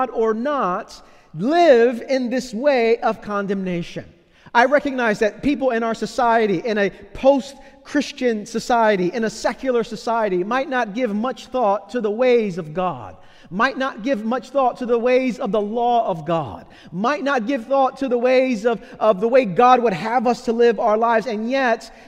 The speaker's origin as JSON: {"language": "English", "town": "New York City", "region": "New York", "country": "United States", "tie": "born or raised there", "said": "As a child growing up in Brooklyn in the 1980s"}